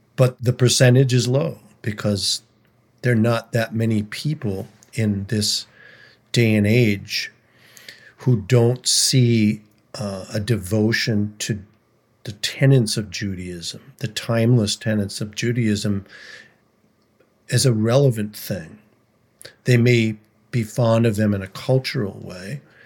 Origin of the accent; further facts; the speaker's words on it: St. Louis Park, Minnesota, United States; I grew up in Saint Louis Park, Minnesota